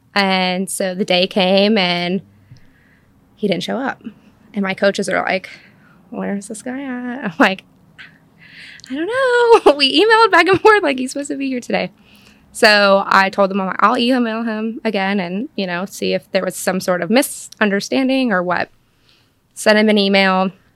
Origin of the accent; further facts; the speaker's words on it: Cashiers, North Carolina, United States; I grew up in Cashers, North Carolina